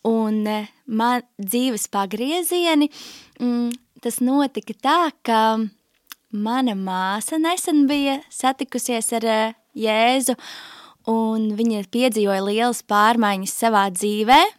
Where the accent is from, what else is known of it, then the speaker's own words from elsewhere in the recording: Riga, Latvia; 27 gadi nu jau. Uh, es nāku no Rīgas, tur arī esmu pavadījusi visu savu dzīvi.